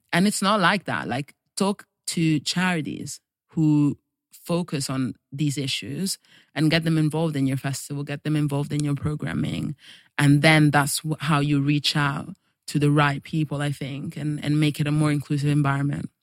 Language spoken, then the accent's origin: English; Italy; moved away; also born or lived in Nigeria; I was born in Nigeria, even though I don't have, like, very strong ties because I grew up in Italy